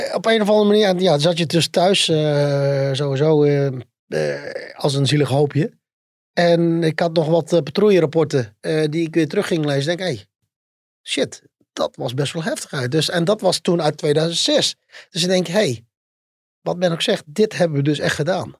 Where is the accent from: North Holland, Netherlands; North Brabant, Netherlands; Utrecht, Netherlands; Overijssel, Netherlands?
North Brabant, Netherlands; bij ons in Brabant